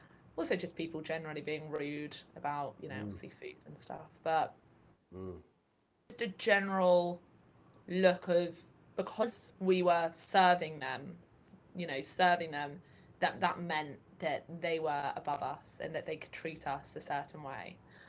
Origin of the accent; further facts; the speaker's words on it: England, United Kingdom; I'm from England